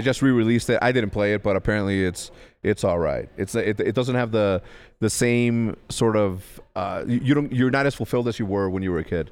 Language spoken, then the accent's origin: English; Ciudad Juárez, Chihuahua, Mexico; also born or lived in El Paso, Texas; grew up in, uh, in Juarez, Mexico